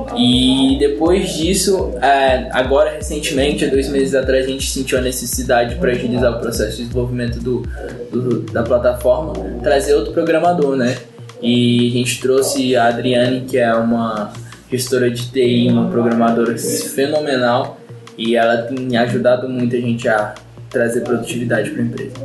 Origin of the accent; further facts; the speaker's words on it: São Paulo, Brazil; eu sou de São Paulo